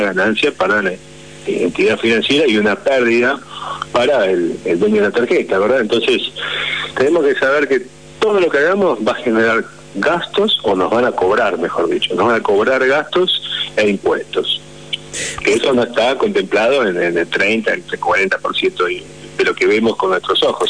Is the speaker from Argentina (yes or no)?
yes; Argentina; en un país como la Argentina no tenemos otra opción más que transformarnos en emprendedores